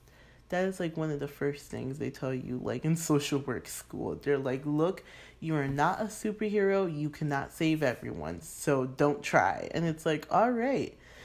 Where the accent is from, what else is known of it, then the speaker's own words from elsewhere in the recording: United Kingdom; I'm like schoolmate, like I'm freaking British, a classmate